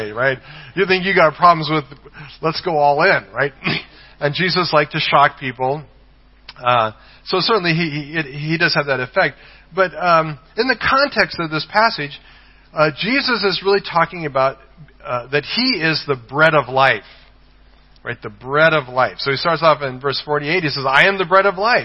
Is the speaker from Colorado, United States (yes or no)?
yes; Colorado, United States; moved away; I'm from the state of Colorado